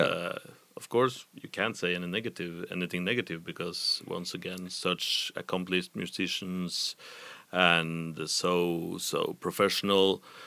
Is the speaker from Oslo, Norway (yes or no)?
no; Trondheim, Trøndelag, Norway; from my hometown of Trondheim